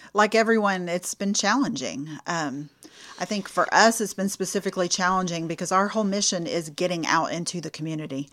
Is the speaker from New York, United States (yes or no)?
no; Houston, Texas, United States; moved away as an adult; now in Lufkin, United States; I am originally from the Clear Lake area, south of Houston